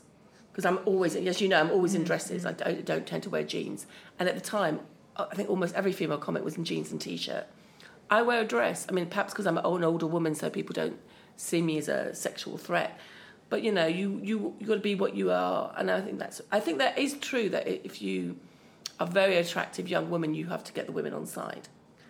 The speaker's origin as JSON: {"language": "English", "country": "Austria", "accent": "Viennese and Upper Austrian", "second_language": "English", "said": "My intonation is still Austrian."}